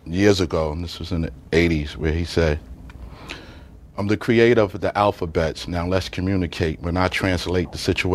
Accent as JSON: {"language": "English", "town": "New York City", "region": "New York", "country": "United States", "tie": "born or raised there", "also_born_or_lived": "Staten Island", "said": "I grew up in Brooklyn."}